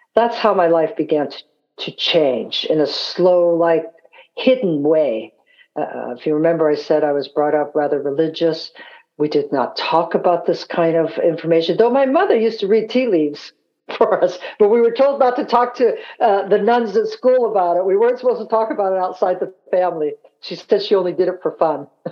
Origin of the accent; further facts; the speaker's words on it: San Francisco, California, United States; also born or lived in Scotland; growing up in San Francisco